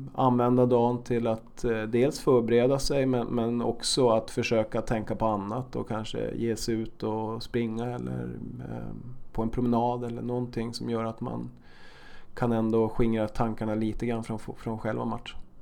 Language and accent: Swedish; Norrbotten County, Sweden; now in Stockholm, Sweden; Jag kommer själv från, från norra Sverige